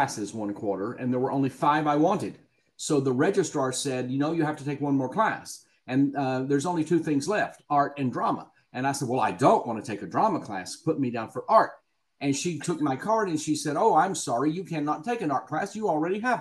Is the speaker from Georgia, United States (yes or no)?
yes; Athens, Georgia, United States; accent: Southern; moved away; I grew up in Athens, Georgia